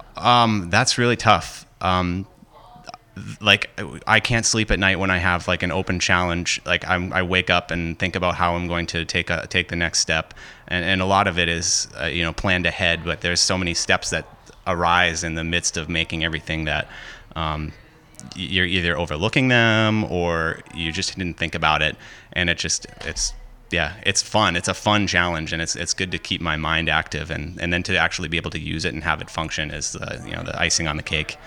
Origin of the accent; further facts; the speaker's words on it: Hampton Falls, New Hampshire, United States; I'm from Hampton Falls, New Hampshire